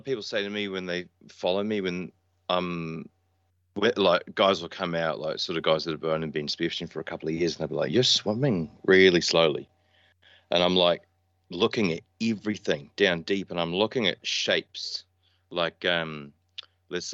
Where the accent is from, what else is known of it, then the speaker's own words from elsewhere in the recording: Auckland, New Zealand; also born or lived in Gold Coast, Queensland, Australia; Auckland. So Auckland, New Zealand. Born in Auckland and then grew up on the north side.